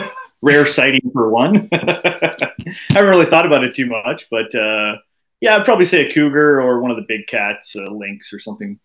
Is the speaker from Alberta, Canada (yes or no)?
no; Halton, Ontario, Canada; I grew up in the Halton area, so now that I'm back kind of settled in this area